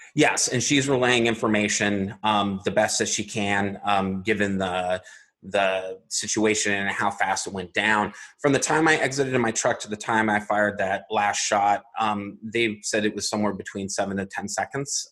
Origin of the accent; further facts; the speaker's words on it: Arizona, United States; born and raised in Arizona